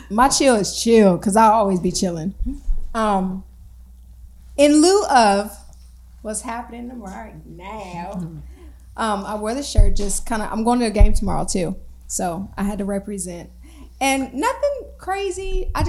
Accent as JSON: {"language": "English", "region": "Michigan", "country": "United States", "said": "I'm from Michigan. It's a disgrace for me to say it's cold right now"}